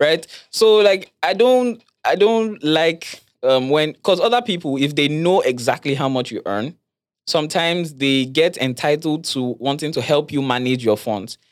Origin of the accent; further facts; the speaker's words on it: Lagos, Nigeria; I grew up in Lagos